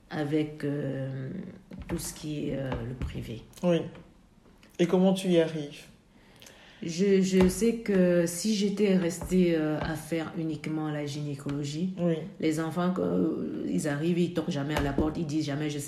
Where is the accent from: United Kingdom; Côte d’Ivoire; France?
Côte d’Ivoire; Alors, moi, je venais de la Côte d'Ivoire